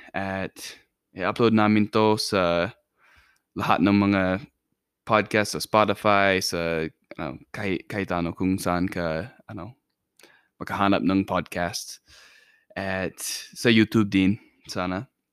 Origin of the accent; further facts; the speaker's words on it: Idaho, United States; Tagalog is a second language; also born or lived in Philippines; Amerikano ako. At um, nanatira ako na yun sa, sa Idaho, sa, sa US